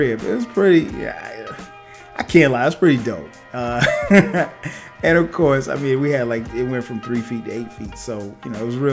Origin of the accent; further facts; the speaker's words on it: Florence, South Carolina, United States; moved away as an adult; now in Atlanta, United States; growing up in South Carolina, I grew up in a place called Florence, South Carolina